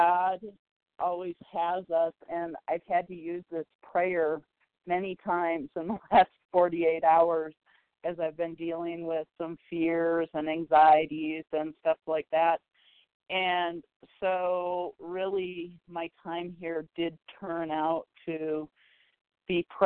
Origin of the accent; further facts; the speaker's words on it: Minnesota, United States; I'm calling from Colorado, from originally from Minnesota, but I'm on vacation right now